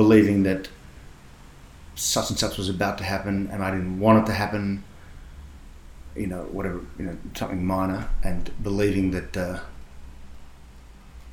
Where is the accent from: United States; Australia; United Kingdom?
Australia; Sydney, New South Wales; born or raised there; also born or lived in Perth, Western Australia